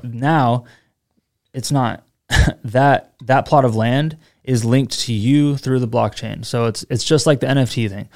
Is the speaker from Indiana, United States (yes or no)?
no; Seattle, Washington, United States; now in Austin, United States; I'm from Seattle